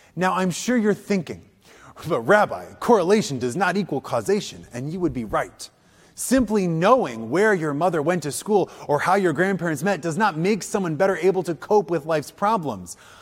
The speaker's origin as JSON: {"language": "English", "region": "Wisconsin", "country": "United States", "also_born_or_lived": "Illinois", "said": "I come from Wisconsin. Even though I was born in Illinois, I lived there for a while. I come from Wisconsin."}